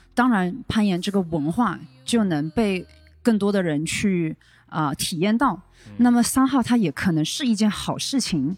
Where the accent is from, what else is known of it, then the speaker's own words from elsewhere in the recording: Wuhan, Hubei, China; moved away as an adult; 我是武汉人嘛，内陆啊。虽然我们是千湖之城，但是就是我们离海是遥远的